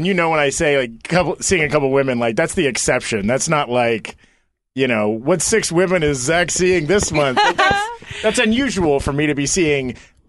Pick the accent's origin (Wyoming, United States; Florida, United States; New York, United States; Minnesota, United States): Florida, United States; North; moved away as an adult; now in Los Angeles, United States; Slate. From Florida. I grew up in North Florida. Went to the University of Florida